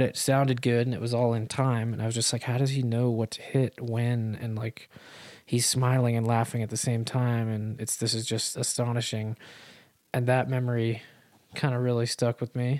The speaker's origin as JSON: {"language": "English", "town": "Salt Lake City", "region": "Utah", "country": "United States", "tie": "born or raised there", "also_born_or_lived": "Providence, Rhode Island / Massachusetts / Los Angeles"}